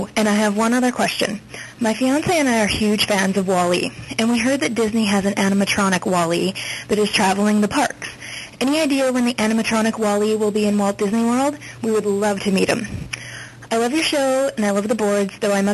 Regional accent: Canada; accent: Canadian; also born or lived in Winnipeg, Manitoba; I'm calling from Winnipeg, Manitoba, Canada

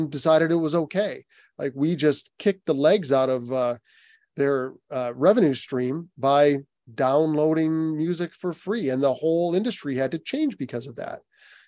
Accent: Toronto, Ontario, Canada; when the Toronto shows, I'm from Toronto, when the Toronto shows were announced

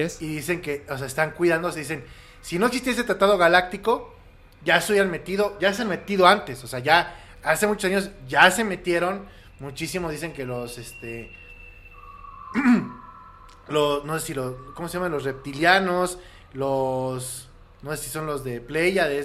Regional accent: Querétaro, Mexico; also born or lived in Mexico City; yo nací en la Ciudad de México y a los siete años mis, papás me llevaron a vivir a Querétaro y estudié primaria, secundaria y prepa con los hermanos maristas en el Instituto

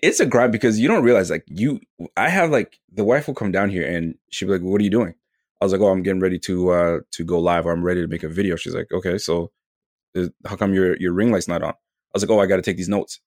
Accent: Canada; I'm from Canada

